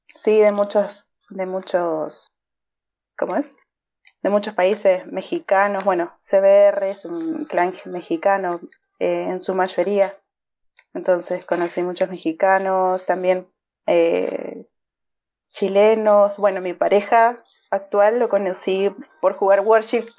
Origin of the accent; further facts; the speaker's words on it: Argentina; Soy de Argentina